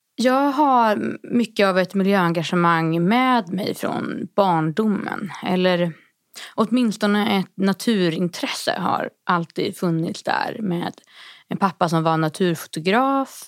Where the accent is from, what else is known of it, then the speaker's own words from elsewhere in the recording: Härnösand, Västernorrland County, Sweden; min hemkommun Härnösand i Västernorrland